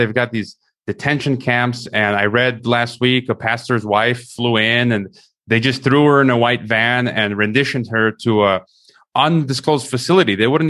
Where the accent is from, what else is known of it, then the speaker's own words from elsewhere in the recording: United States; I'm an American, U.S. citizen, also Mexican, I guess you can say Mexican-American and European.